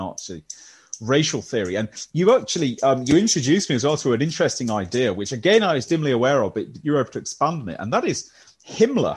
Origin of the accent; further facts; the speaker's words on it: West Midlands, United Kingdom; Or a Midlander, I'm afraid. Baggy. If those of you who follow football know what that means, and Midlander through and through